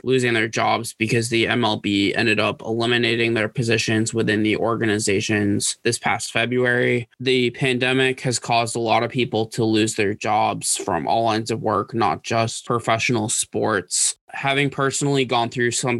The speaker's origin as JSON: {"language": "English", "town": "Boston", "region": "Massachusetts", "country": "United States", "said": "I'm from the Boston area"}